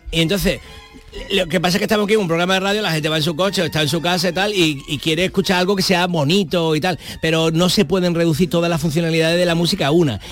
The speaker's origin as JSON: {"language": "Spanish", "town": "Málaga", "region": "Andalusia", "country": "Spain", "said": "yo soy de Málaga"}